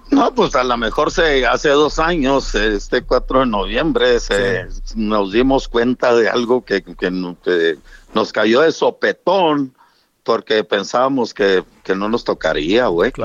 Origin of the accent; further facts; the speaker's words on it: Mexico; yo como mexicano